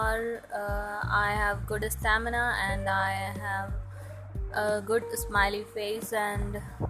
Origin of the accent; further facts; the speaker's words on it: Noida, Uttar Pradesh, India; I am from Noida, Sector 63